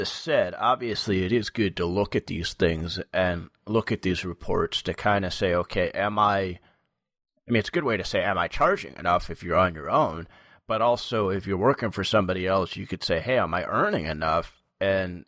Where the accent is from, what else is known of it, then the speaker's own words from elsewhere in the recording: New York, United States; I'm from New York